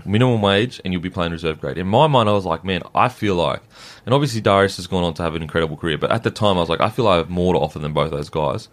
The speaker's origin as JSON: {"language": "English", "town": "Gold Coast", "region": "Queensland", "country": "Australia", "said": "I'm from the Gold Coast"}